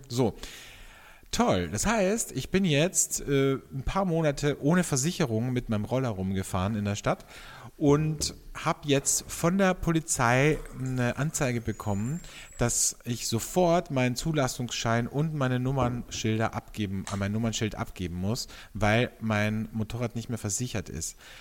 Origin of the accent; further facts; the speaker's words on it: Austria; bei uns in Österreich